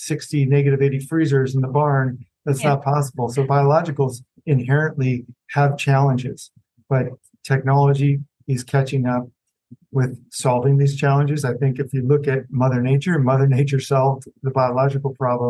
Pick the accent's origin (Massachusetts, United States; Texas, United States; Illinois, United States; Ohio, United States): Illinois, United States; moved away; also born or lived in West Coast; I grew up near farms in Illinois, surrounded by corn